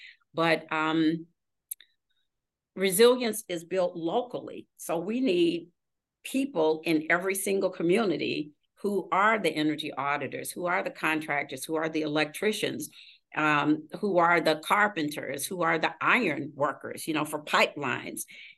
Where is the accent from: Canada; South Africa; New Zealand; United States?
United States; Missouri; We're from Missouri. We have to see it to believe it.